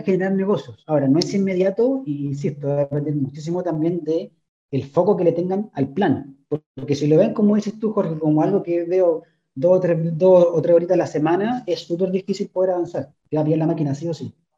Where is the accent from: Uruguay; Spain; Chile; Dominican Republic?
Chile; como chilenos o como cultura chilena